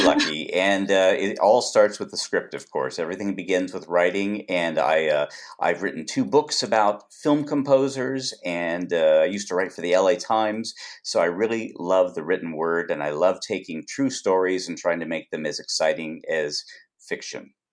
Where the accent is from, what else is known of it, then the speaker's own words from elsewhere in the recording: Los Angeles, California, United States; I was born out here in Los Angeles